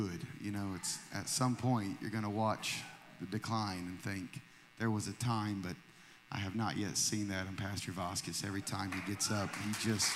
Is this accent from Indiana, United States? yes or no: yes; Anderson, Indiana, United States; I grew up in Anderson, Indiana